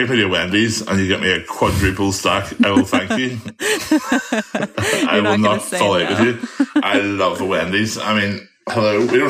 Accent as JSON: {"language": "English", "country": "Ireland", "said": "the one thing I have difficulty with being an Irish boy is butter. We have such beautiful grass-fed butter over here."}